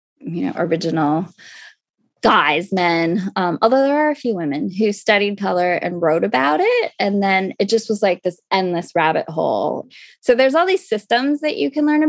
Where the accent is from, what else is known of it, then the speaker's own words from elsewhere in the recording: Los Angeles, California, United States; also born or lived in Tucson, Arizona; I did grow up